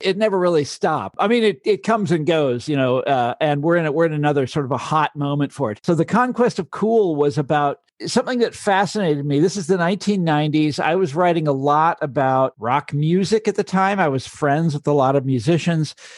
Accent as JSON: {"language": "English", "area": "Johnson County", "region": "Kansas", "country": "United States", "tie": "born or raised there", "also_born_or_lived": "Chicago", "moved": "as an adult", "said": "I'm from Johnson County, Kansas. And, uh, so I grew up there, went to the public schools"}